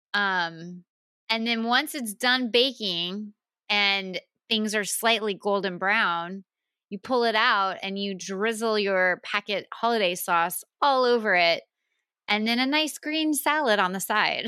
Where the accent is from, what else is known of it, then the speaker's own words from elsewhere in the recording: the South, United States; I'm from the South